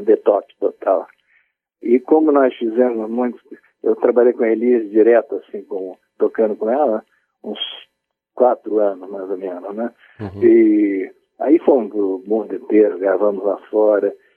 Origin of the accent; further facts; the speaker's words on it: Espírito Santo, Brazil; Eu, eu sou do Espírito Santo